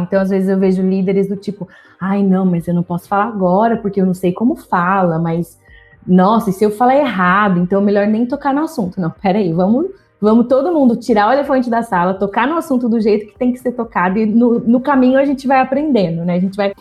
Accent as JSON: {"language": "Portuguese", "town": "São José dos Campos", "region": "São Paulo", "country": "Brazil", "moved": "as an adult", "said": "eu sou do interior de São Paulo, São José do, eu sou de São José dos Campos. Fui para a capital é, para estudar"}